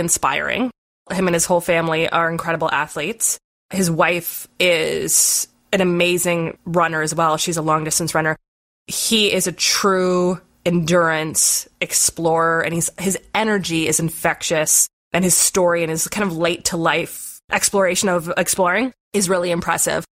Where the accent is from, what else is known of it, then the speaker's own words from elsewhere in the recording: Southern Ontario, Canada; we really didn't have many ski hills growing up in Southern Ontario